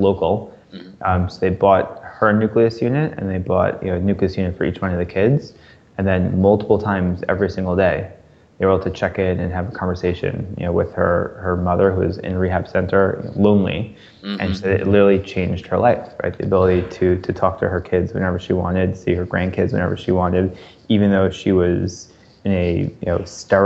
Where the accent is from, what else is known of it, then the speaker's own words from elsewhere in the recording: New York, United States; now in Philadelphia, United States; I grew up in New York. I'm close with my parents. I live now in Philadelphia